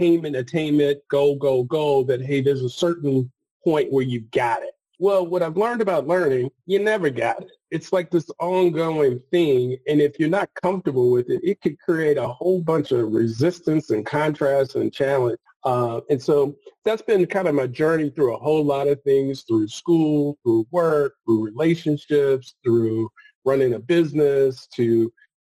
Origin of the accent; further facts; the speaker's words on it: Memphis, Tennessee, United States; I was born and raised in Memphis, Tennessee, large family, came from a large family